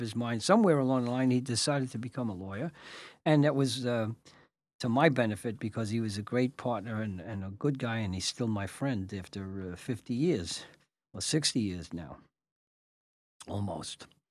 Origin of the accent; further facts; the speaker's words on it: New York City, New York, United States; I came from South Brooklyn, Red Hook